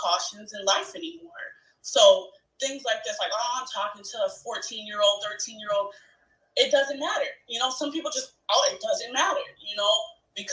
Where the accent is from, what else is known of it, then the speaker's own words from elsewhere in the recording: Chicago, Illinois, United States; I'm from Chicago